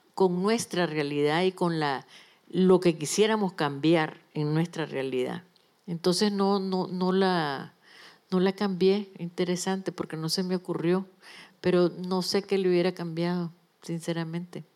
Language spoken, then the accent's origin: Spanish; Nicaragua; moved away as an adult; also born or lived in Managua / Mexico; now in Spain; soy nicaragüense y no me va a quitar ni Daniel Ortega ni nadie esa calidad, porque es mi vida, es mi país